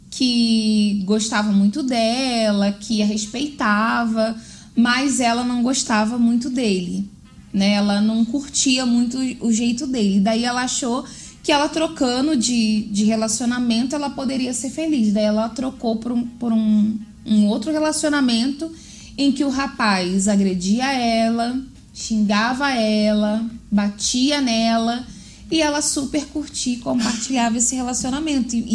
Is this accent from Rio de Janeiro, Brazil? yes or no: yes; Rio de Janeiro, Brazil; Olha, eu como uma boa carioca, conheço alguns lugares lá no Rio